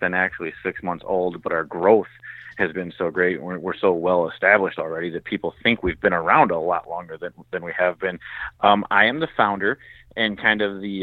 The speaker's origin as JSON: {"language": "English", "region": "Michigan", "country": "United States", "said": "I'm from Michigan. We're a blue-collar state."}